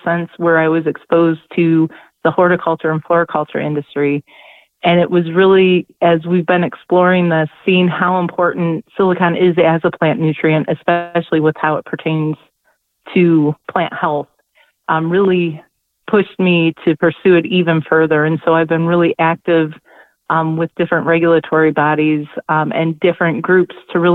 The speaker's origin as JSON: {"language": "English", "region": "Northwest Ohio", "country": "United States", "tie": "born or raised there", "said": "I am from Northwest Ohio, born and raised in the Midwest."}